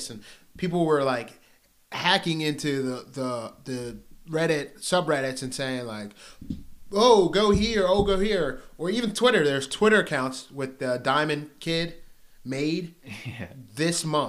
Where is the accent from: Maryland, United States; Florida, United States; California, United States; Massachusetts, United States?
Maryland, United States; Pasadena; I'm from Pasadena, Maryland